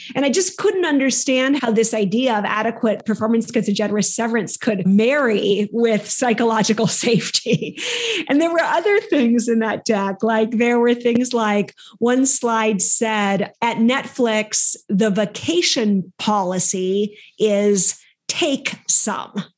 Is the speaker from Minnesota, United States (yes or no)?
yes; Minnesota, United States; moved away as an adult; also born or lived in Southeast Asia / Southern Africa; now in Paris, France; I was raised in the Midwest of the US in a place called Minnesota